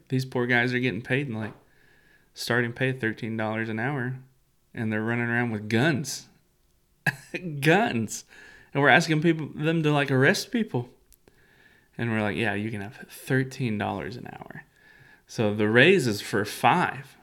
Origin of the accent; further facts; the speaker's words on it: United States; as an American